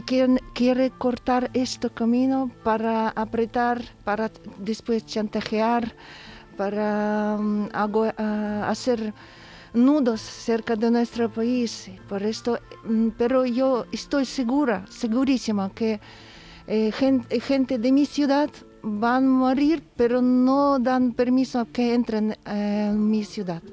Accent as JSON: {"language": "Spanish", "country": "Ukraine", "second_language": "Spanish", "moved": "yes", "lives_now": "Seville, Spain", "said": "en mi ciudad"}